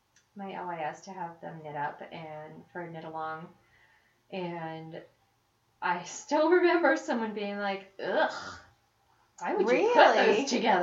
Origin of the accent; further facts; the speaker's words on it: Florida, United States; also born or lived in Chicago; now in Colorado, United States; I grew up in Florida.